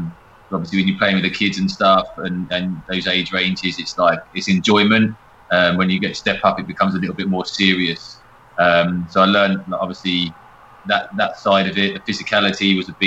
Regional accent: Watford, East of England, United Kingdom; I was born in Watford and my granddad and nan live in St Albans

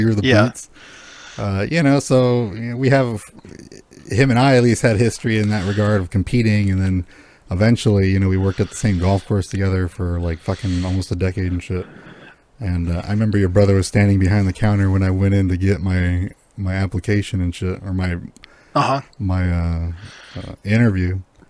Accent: Southern California, United States; now in Washington, United States; I'm from SoCal, like, you know, Disneyland-ish area, not OC, but IE.

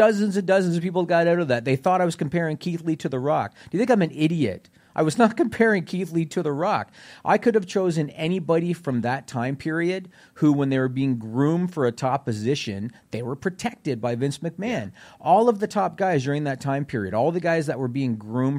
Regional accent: Southern Ontario, Canada; I grew up in Southern Ontario, Canada

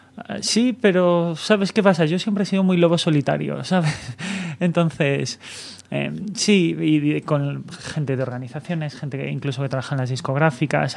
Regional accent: Galicia, Spain; now in Barcelona, Spain; yo también soy gallego

